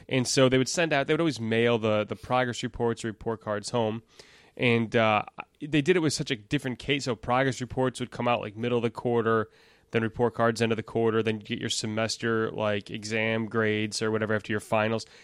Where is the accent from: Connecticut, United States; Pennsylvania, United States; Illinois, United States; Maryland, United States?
Illinois, United States; Elk Grove Village; now in Itasca, United States; I was born in Elk Grove Village, which is, uh, ten minutes north